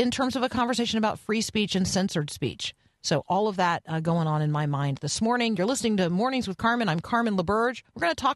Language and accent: English; Canada; I'm Canadian. So we do freedom of expression, not actually free speech.